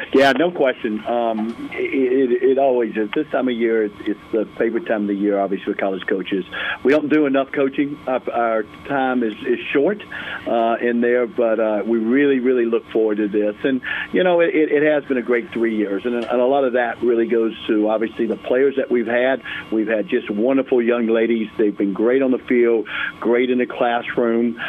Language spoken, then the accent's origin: English; Greensboro, North Carolina, United States; now in Durham, United States; Growing up in Greensboro, and then uh, been in Durham for for so long